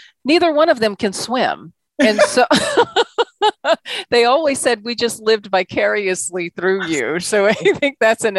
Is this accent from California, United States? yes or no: no; Washington, District of Columbia, United States; I would certainly agree with you on that, being born and raised in Washington, D.C., and now, as it's been dubbed, the DMV.